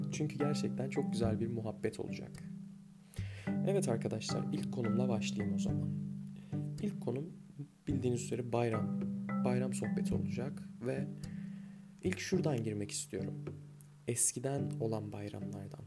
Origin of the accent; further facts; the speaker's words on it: Anatolia, Turkey; also born or lived in Sivas; Bir Anadolu'da yetiştim ben